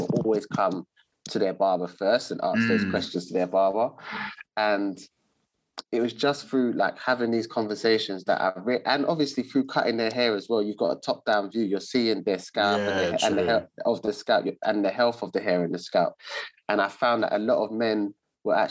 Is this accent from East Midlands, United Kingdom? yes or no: no; London, United Kingdom; I'm born and raised in Southeast London